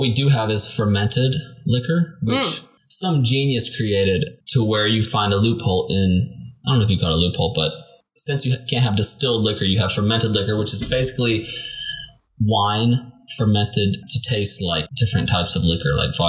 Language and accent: English; Tennessee, United States; I'm from Tennessee.